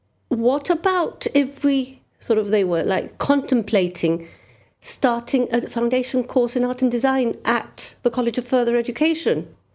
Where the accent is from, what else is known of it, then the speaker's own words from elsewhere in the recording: United Kingdom; I'm British.